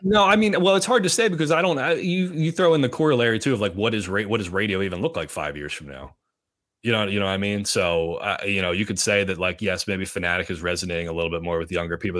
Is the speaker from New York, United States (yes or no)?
no; Pottstown, Pennsylvania, United States; my hometown newspaper, the Pottstown Mercury